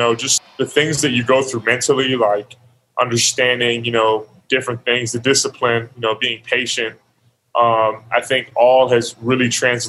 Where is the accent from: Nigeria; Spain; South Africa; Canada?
Canada; being a Canadian, you know, I'm very proud of that. I'm proud to be Canadian.